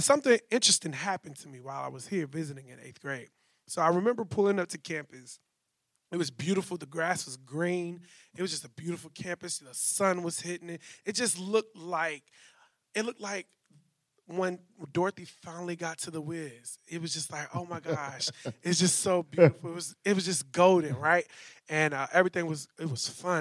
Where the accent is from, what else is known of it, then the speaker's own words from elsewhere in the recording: Louisville, Kentucky, United States; moved away as an adult; now in Nashville, United States; I'm originally from Louisville, Kentucky. I grew up in the West End